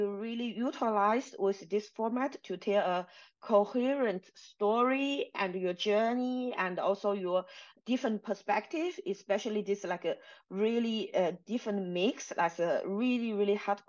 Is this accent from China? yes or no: yes; China; English is a second language; moved away; I'm from China. My English was really not so good